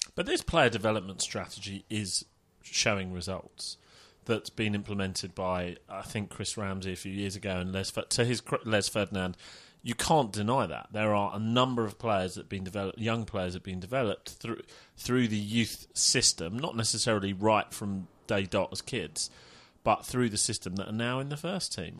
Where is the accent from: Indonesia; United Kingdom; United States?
United Kingdom; Middlesex, next door to Wembley, London; I am from Middlesex, next door to Wembley